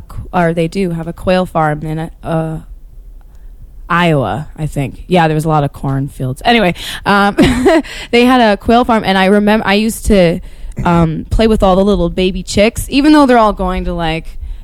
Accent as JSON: {"language": "English", "town": "Dunfermline", "region": "Scotland", "country": "United Kingdom", "tie": "born or raised there", "said": "Well, I grew up in Dunfermline, and then"}